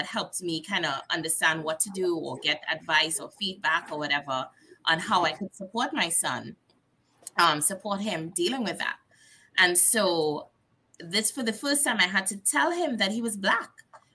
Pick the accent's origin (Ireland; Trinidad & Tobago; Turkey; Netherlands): Trinidad & Tobago; also born or lived in New Jersey / Delaware; now in Missouri, United States; we are from Trinidad and Tobago, and we're really close to Venezuela